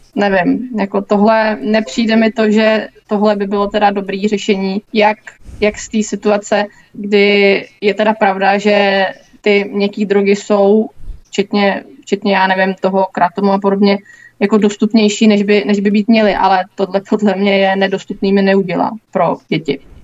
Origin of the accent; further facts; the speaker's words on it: Mladá Boleslav, Central Bohemian Region, Czechia; jsem z Mladý Boleslavi